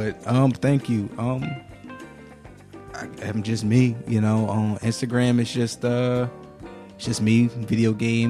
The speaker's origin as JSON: {"language": "English", "town": "Philadelphia", "region": "Pennsylvania", "country": "United States", "said": "I'm from Mount Airy."}